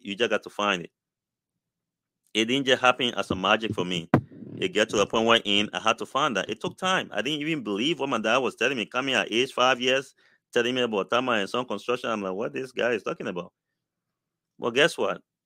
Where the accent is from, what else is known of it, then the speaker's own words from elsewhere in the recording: Liberia; moved away; I came from Liberia